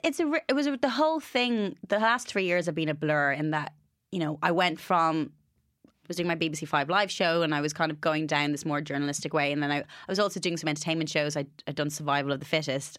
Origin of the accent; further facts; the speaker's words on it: Ireland; moved away; growing up in Ireland